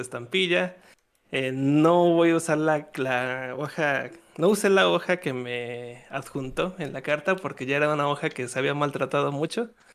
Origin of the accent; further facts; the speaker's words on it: Mexico; yo soy, yo soy de México